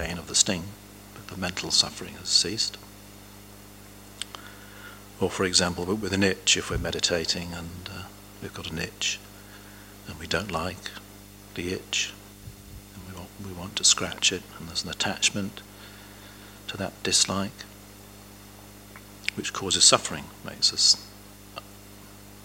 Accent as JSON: {"language": "English", "region": "England", "country": "United Kingdom", "tie": "born or raised there", "said": "Growing up in England"}